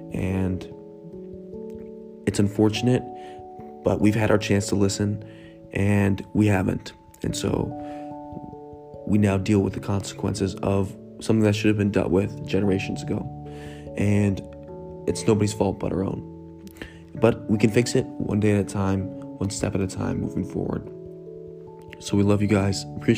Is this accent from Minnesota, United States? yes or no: yes; Minneapolis, Minnesota, United States; my hometown of Minneapolis